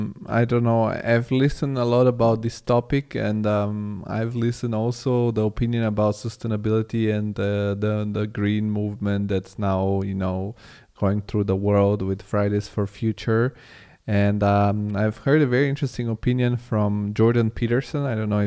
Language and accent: English; Bulgaria; English is a second language; also born or lived in Italy; now in Germany; because I come from Bulgaria originally, and I come, and it's not so different than Serbia. And now I live in Germany, and I've lived in Italy.